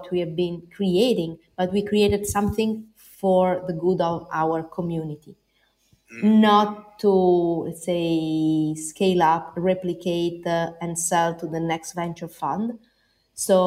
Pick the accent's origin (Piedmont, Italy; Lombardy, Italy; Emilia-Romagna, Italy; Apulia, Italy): Emilia-Romagna, Italy; Bologna; I come from Bologna.